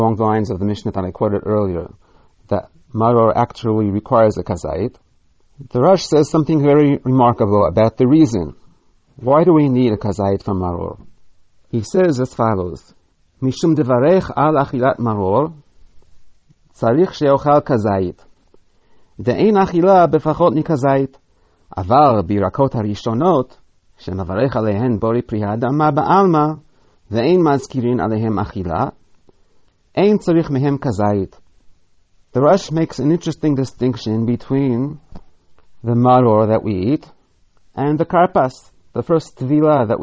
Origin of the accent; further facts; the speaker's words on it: New York City, New York, United States; moved away; When I was a boy growing up in Brooklyn